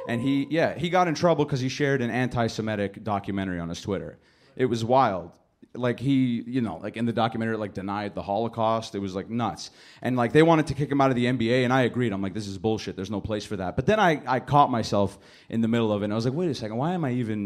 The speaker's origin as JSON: {"language": "English", "country": "Canada", "tie": "born or raised there", "said": "My family's from Lebanon. You know, I'm from Canada. Like, I'm raised in Canada."}